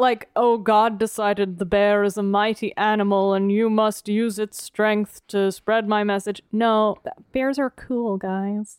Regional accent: East Coast, United States; moved away; I grew up on the East Coast with you know, ninety-five percent humidity and ninety-five degrees Fahrenheit

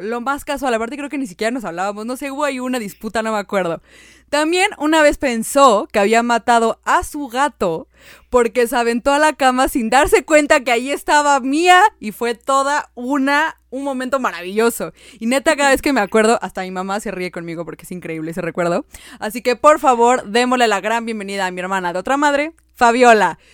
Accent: Mexico; Yo soy mexicana

